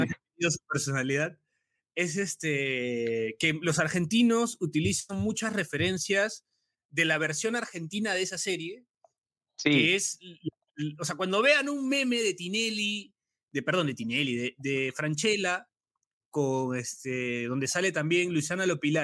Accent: Peru; como, peruano

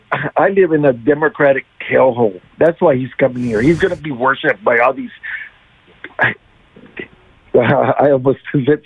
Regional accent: Brownsville, Texas, United States; I live in Brownsville. I was born and raised here in Brownsville.

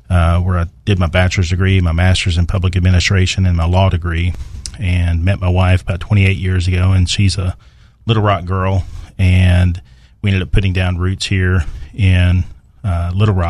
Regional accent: Texarkana, Arkansas, United States; I grew up in Texarkana on the right side of the state line, Arkansas side

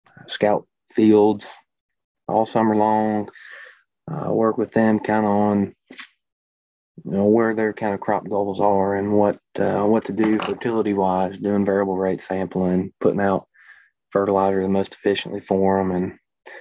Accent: Memphis, Tennessee, United States; moved away as an adult; now in Good Hope, Illinois, United States; Everybody can kind of tell I'm not from Illinois or anywhere from the north, I guess. Was born in Memphis

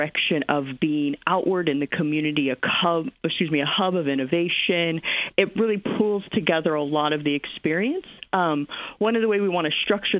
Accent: Springfield, Illinois, United States; moved away as an adult; also born or lived in Kansas City; I move back to my hometown for the cost of living, for good schools, for all of the things that people move back to Springfield for

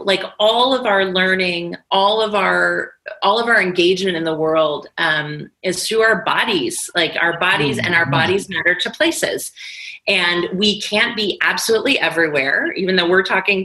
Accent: United States; my country and my nation as an American

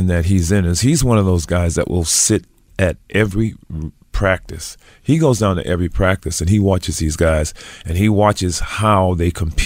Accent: Providence, Rhode Island, United States; now in Los Angeles, United States; I grew up in Providence, Rhode Island

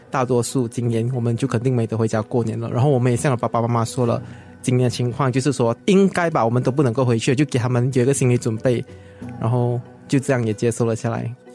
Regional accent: Segamat, Johor, Malaysia; moved away as an adult; now in Singapore; 家乡是在柔佛西加姆，就是一个比较水小镇的一个地方，是蛮干蹦的。嗯，它距离J B 还有一段距离，就是我从J B 回去我的家乡的话，还需要两到三个小时的车程。然后我的家乡就是出名流连的，就是斯卡马丢连

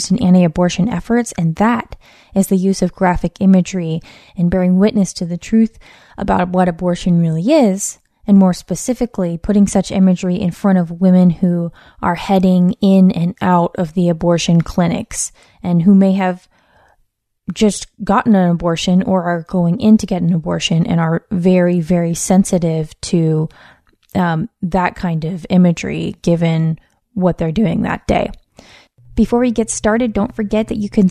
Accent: West Coast, United States; born or raised there

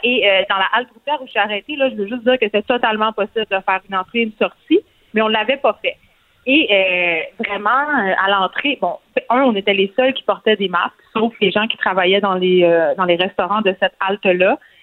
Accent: Montreal, Quebec, Canada; on vient de Montréal

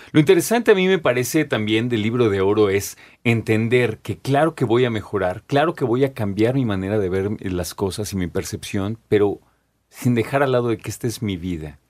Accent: Mexico; como mexicanos

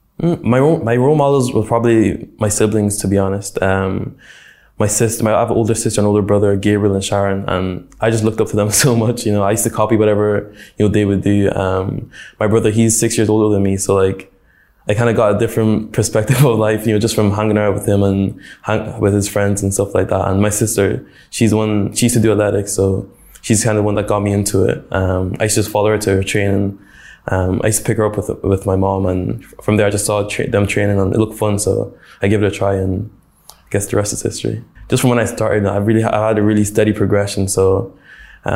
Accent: Dundalk, County Louth, Ireland; I think Dundalk was a pretty cool place to grow up. You know, when I tell people I'm from Dundalk

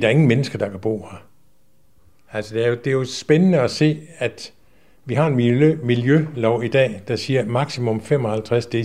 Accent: Aarhus, Central Denmark Region, Denmark; vi kommer op fra Aarhus af begge to, okay.

